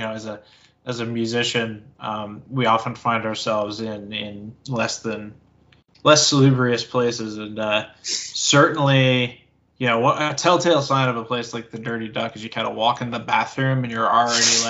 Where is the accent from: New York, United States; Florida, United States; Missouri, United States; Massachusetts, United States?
Massachusetts, United States; I am from Massachusetts